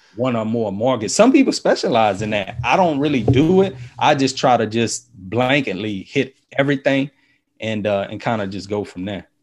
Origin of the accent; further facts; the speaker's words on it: New Orleans, Louisiana, United States; now in Baton Rouge, United States; I grew up in New Orleans.